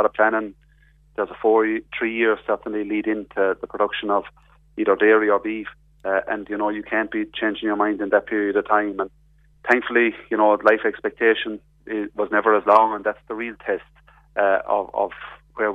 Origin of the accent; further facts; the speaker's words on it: Ireland; we are European citizens now as well as being Irish citizens